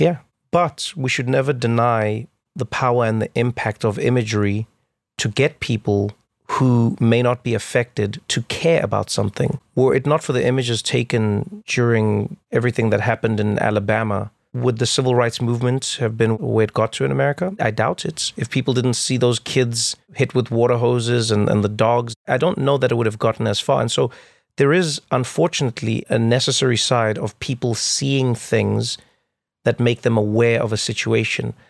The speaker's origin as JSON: {"language": "English", "country": "South Africa", "tie": "born or raised there", "said": "growing up in South Africa"}